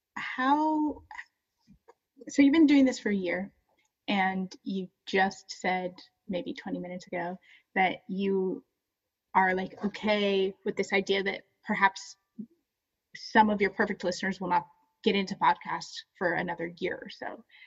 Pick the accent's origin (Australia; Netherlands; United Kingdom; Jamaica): Jamaica; we're Jamaican